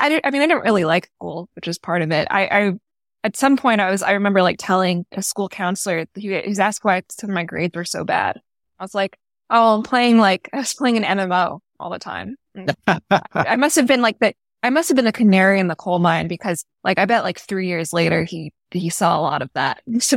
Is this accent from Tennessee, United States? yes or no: no; Florida, United States; In a suburb nearby.